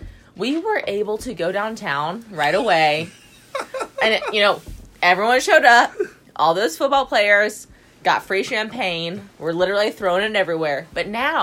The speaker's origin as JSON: {"language": "English", "region": "South Carolina", "country": "United States", "said": "I'm from South Carolina."}